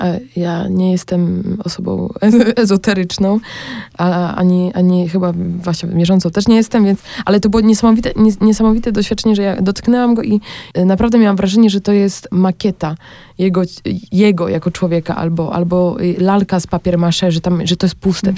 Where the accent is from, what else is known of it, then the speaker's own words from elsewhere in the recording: Olszyny, Poland; moved away as an adult; now in Bratislava, Slovakia; u mnie w Olszynach